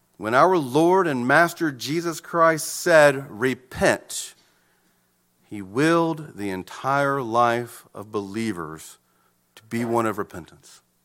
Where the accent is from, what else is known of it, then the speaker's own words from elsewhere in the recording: United States; American citizens